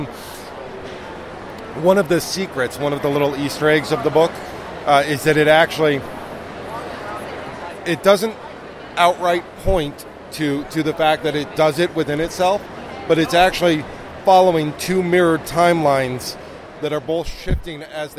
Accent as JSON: {"language": "English", "country": "Germany", "tie": "born or raised there", "said": "I grew up on Doctor Who. I grew up in Germany, amongst other places."}